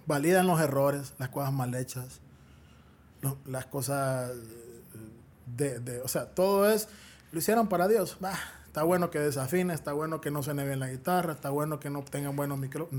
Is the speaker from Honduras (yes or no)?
yes; Honduras; Es la tierra de mis generaciones yo no quiero salir huyendo de mi tierra